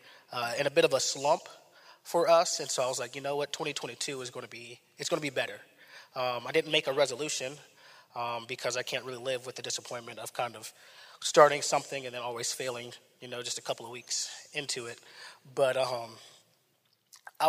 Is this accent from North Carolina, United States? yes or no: yes; Raleigh, North Carolina, United States; moved away; I'm from Raleigh, North Carolina, my family was there